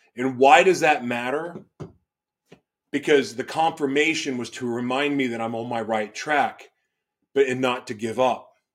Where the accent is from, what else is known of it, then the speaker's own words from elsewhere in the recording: Oklahoma, United States; also born or lived in Los Angeles / Florida; now in Minnesota, United States; where I grew up in Oklahoma, you're checking the box if you go to church.